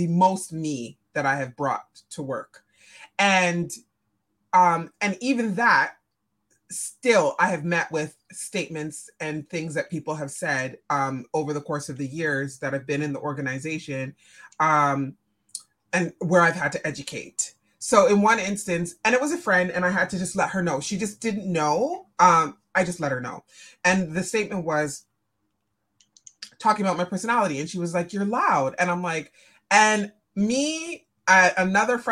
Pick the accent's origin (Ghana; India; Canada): Canada; I'm Jamaican. So, and Canadian. So first generation Canadian born here